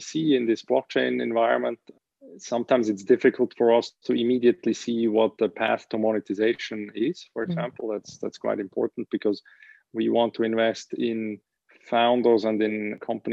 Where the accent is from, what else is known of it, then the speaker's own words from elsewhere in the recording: Switzerland; also born or lived in United States; I was born in Switzerland, went to school here in Switzerland and university.